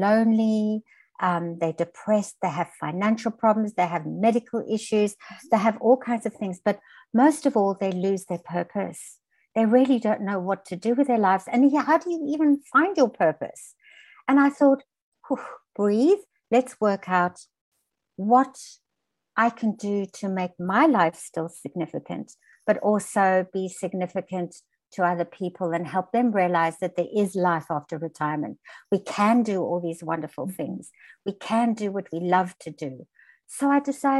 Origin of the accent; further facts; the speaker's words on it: South Africa; moved away as an adult; also born or lived in Australia; I was born in South Africa